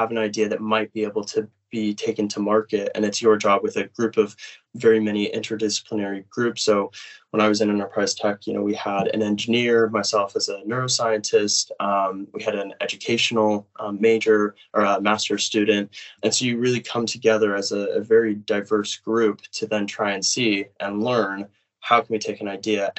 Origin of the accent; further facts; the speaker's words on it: United States; moved away as an adult; now in Cambridge, United Kingdom; I am from the United States